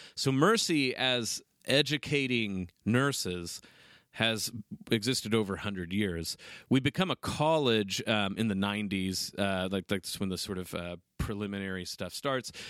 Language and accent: English; Oklahoma, United States; moved away; I'm from Oklahoma